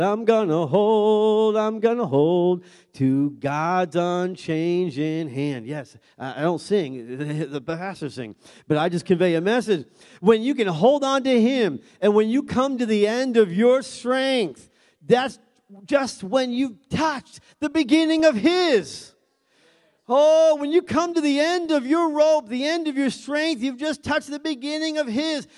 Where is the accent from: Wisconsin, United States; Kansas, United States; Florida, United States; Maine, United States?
Maine, United States; we're, we're from Maine